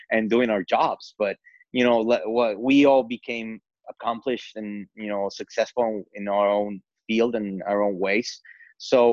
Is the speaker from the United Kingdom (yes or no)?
no; Mexico City, Mexico; English is a second language; moved away as an adult; now in United States; being born and raised in Mexico City, which is a very, very diverse metropolis